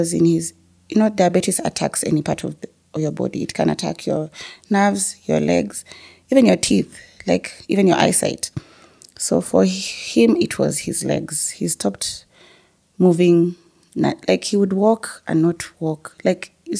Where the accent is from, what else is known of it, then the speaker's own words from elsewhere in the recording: Nairobi, Kenya; we grew up in South Sea